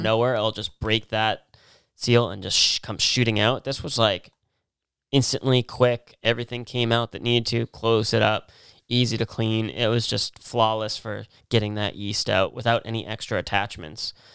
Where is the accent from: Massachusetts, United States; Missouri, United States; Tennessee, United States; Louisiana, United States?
Massachusetts, United States; we're from Massachusetts